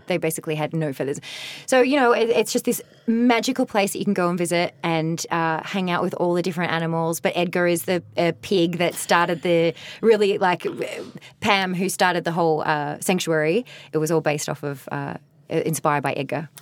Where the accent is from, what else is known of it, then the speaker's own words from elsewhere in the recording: Australia; moved away as an adult; also born or lived in Ireland / Mexico / Las Vegas; now in Los Angeles, United States; I'm such a proud Australian